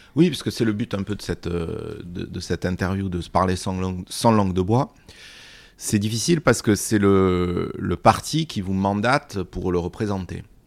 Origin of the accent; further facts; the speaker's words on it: Bagnères-de-Bigorre, Occitania, France; j'ai eu la chance de grandir à Bagnères de Bigorre, au cœur des, Hautes-Pyrénées